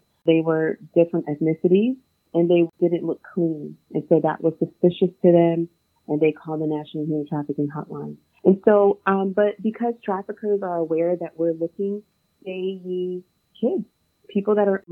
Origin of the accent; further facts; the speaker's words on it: New Jersey, United States; I'm from New Jersey